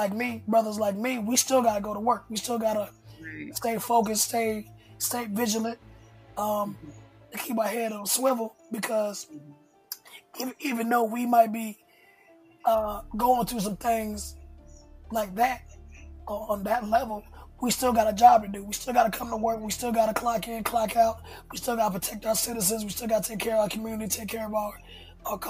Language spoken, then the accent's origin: English; Hinesville, Georgia, United States; moved away as an adult; also born or lived in Valdosta, Georgia; now in Atlanta, United States; I grew up in South Georgia. Basically, Hinesville, Georgia